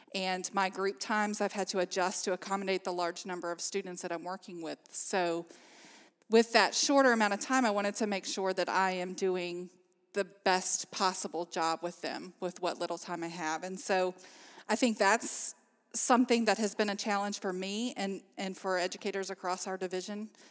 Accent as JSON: {"language": "English", "area": "Amherst County", "region": "Virginia", "country": "United States", "tie": "born or raised there", "said": "I'm actually from Amherst County, so I've lived here all my life"}